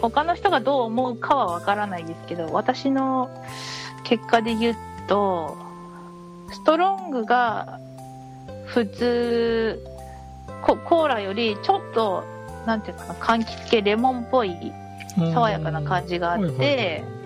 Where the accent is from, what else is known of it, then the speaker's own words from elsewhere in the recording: Hokkaido, Japan; 私北海道出身